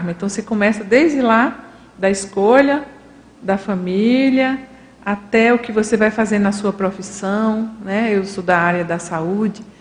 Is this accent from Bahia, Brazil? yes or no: yes; Irecê, Bahia, Brazil; born there; eu nasci naque, em Irecê, Bahia, naquela família, né, com meu pai, a minha mãe